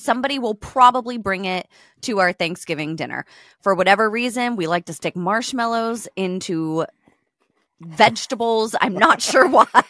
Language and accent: English; United States; I'm American